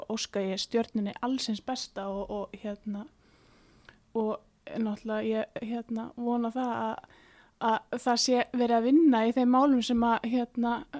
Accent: Iceland

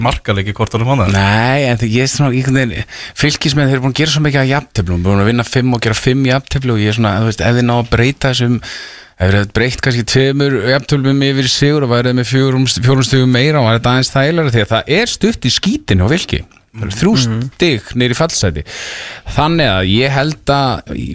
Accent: Reykjavík, Capital Region, Iceland; ég er alltaf er úr hlýðanum

